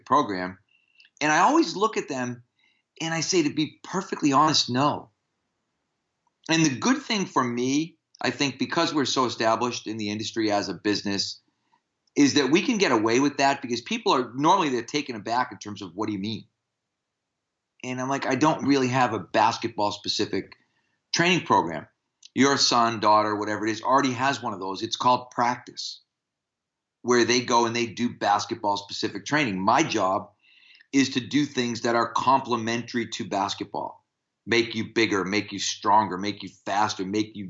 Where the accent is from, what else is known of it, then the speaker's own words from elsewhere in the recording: United States; as American strength coaches